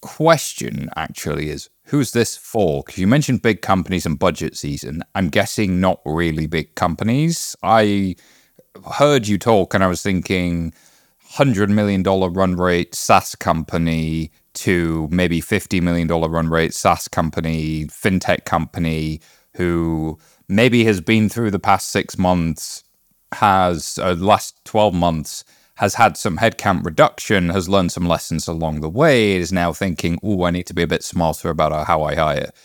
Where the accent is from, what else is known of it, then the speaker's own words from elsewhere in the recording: United Kingdom; I'm British